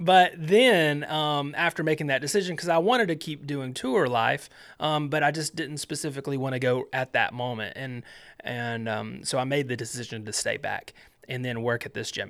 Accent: Alabama, United States; I grew up in Alabama

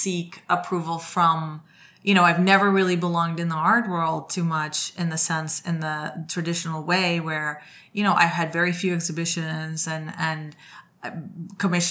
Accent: Colombia; moved away as an adult; now in New York, United States; I went to law school in Colombia

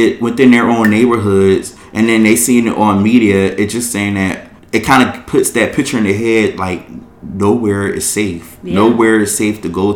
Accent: Philadelphia, Pennsylvania, United States; I grew up in Philadelphia

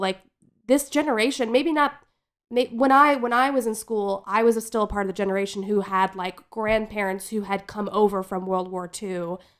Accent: New Jersey, United States; growing up in New Jersey in the nineties

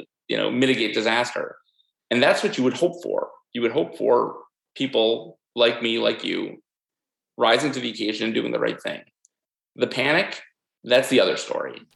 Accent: New York, United States; me as a New Yorker

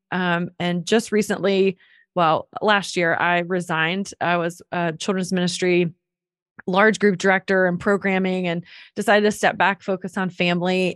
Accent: North Carolina, United States; moved away as an adult; also born or lived in Atlanta; I'm from North Carolina

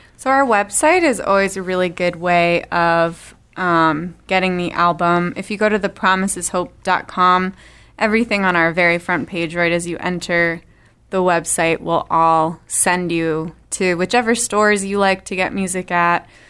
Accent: Worcester, Massachusetts, United States; We are from Worcester, actually. Little skip and a jump from here.

